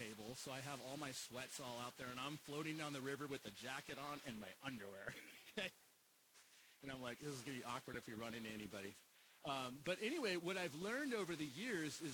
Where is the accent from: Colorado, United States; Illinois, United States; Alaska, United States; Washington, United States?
Alaska, United States; moved away; I grew up in Alaska